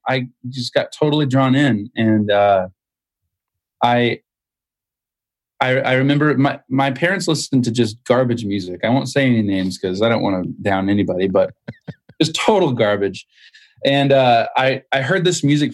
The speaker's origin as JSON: {"language": "English", "region": "Southern Indiana", "country": "United States", "said": "I'm from Indiana, Southern Indiana."}